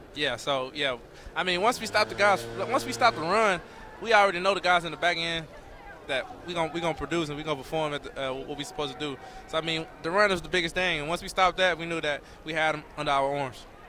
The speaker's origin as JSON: {"language": "English", "region": "Texas", "country": "United States", "also_born_or_lived": "Utah", "moved": "yes", "said": "I'm a Texan"}